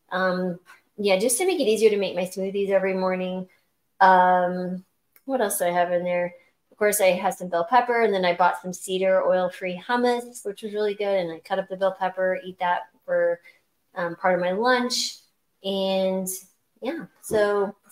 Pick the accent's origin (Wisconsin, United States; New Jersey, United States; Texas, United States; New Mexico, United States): New Mexico, United States; I grew up in New Mexico